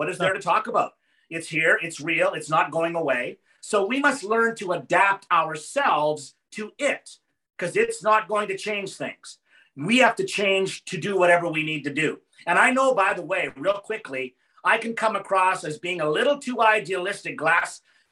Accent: Yorkton, Saskatchewan, Canada; Yorkton, Saskatchewan, my hometown

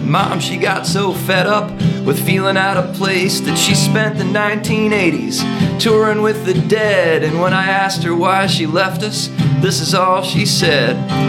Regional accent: Mississippi, United States; And by the time we left for college, I realized, oh my God, I'm a hippie from Mississippi.

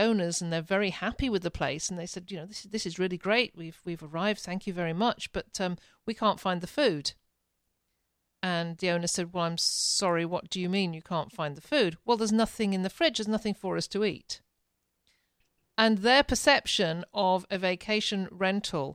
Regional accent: England, United Kingdom; now in Ontario, Canada; I'm a Brit.

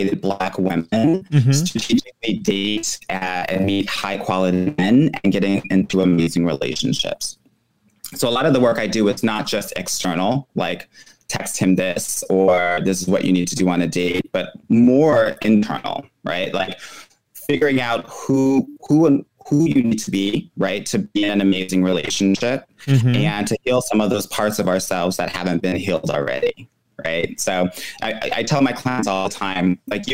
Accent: Los Angeles, California, United States; moved away as an adult; also born or lived in San Francisco Bay Area, United States; now in Montreal, Canada; I'm originally from California, Los Angeles, mm-hmm. and I currently live in Montreal, Canada.

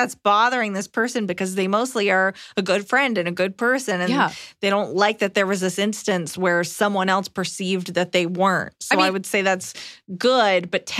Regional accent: Canada; Hi, Iliza and Emily. Longtime fan here. I'm a Canadian woman, 26, and discovered Iliza watching an episode of Just for Laughs over a decade ago.

